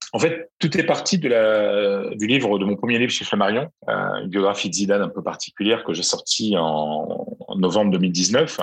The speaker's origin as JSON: {"language": "French", "town": "Arras", "region": "Hauts-de-France", "country": "France", "tie": "born or raised there", "moved": "as an adult", "lives_now": "Madrid, Spain", "said": "Moi, je suis né à Arras, chef du Pas-de-Calais."}